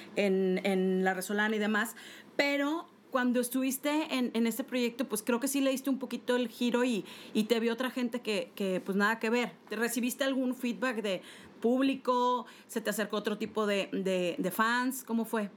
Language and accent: Spanish; Monterrey, Nuevo León, Mexico; yo que soy de Monterrey